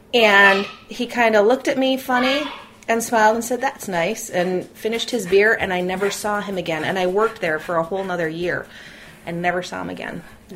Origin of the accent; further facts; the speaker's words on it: United States; on my dad's side, I'm a first-generation American.